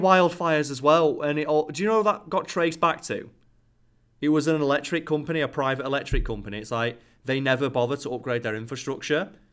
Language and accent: English; United Kingdom; Boris Johnson, our Prime Minister